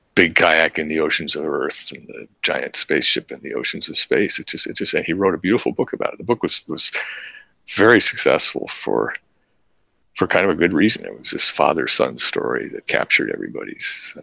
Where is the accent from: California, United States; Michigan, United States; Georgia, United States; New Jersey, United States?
New Jersey, United States; Princeton; moved away; also born or lived in Alaska; when I had been a child, growing up in Princeton